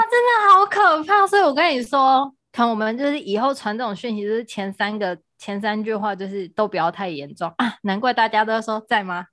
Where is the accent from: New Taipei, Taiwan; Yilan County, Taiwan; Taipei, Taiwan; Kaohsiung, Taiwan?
Kaohsiung, Taiwan; 我们高雄